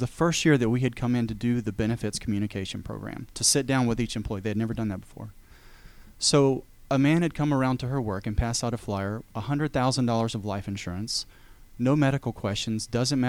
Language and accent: English; Chattanooga, Tennessee, United States; moved away as an adult; now in Georgia, United States; I'm originally from Chattanooga. My wife and I moved down here in 2003